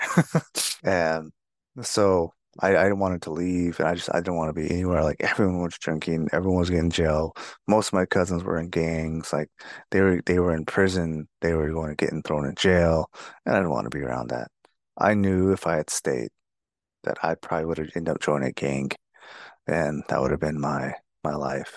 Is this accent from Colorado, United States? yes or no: no; Fort Defiance, Arizona, United States; also born or lived in Lukachukai, Arizona; I grew up on the Navajo Nation, mostly in Fort Dauphin, Arizona